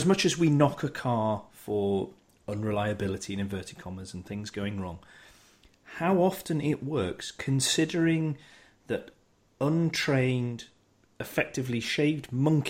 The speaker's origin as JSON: {"language": "English", "country": "United Kingdom", "said": "because we're British"}